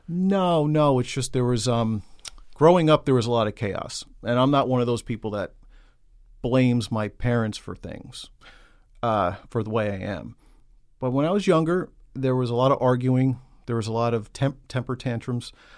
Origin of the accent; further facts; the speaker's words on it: New York City, New York, United States; I grew up in Queens, New York.